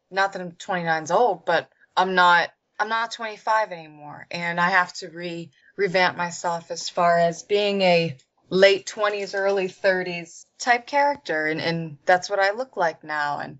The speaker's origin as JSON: {"language": "English", "region": "Pennsylvania", "country": "United States", "tie": "born or raised there", "said": "In Pennsylvania."}